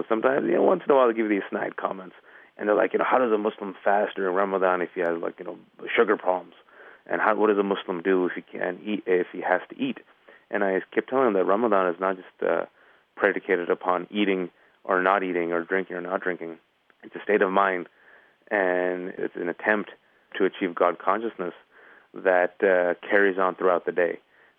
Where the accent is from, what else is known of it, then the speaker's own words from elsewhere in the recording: California, United States; I'm from the Bay Area, California.